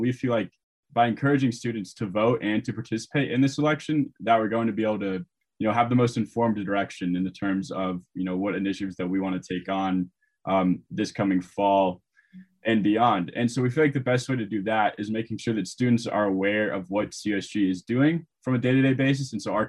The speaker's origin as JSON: {"language": "English", "town": "Columbus", "region": "Ohio", "country": "United States", "moved": "yes", "lives_now": "Boulder, United States", "said": "I'm from Columbus, Ohio."}